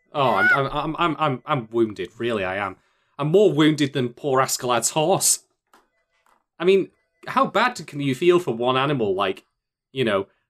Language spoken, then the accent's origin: English; United Kingdom; I'm the Brit